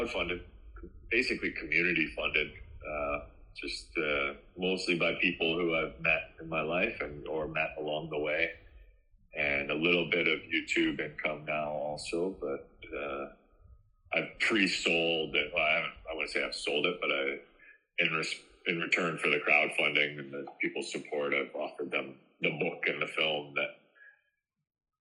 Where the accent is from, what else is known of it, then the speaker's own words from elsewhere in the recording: Canada; my hometown back in Canada